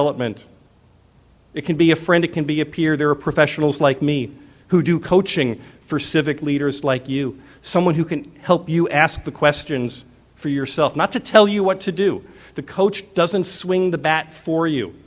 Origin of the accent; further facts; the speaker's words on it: Arizona, United States; I'm from Arizona